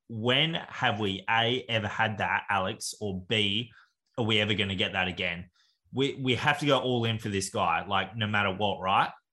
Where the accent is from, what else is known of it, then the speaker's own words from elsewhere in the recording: Australia; we're from Australia